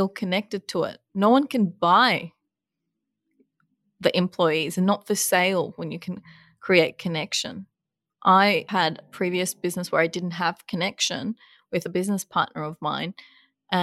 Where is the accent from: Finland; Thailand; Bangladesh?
Bangladesh; moved away; I was born in Bangladesh, a third world country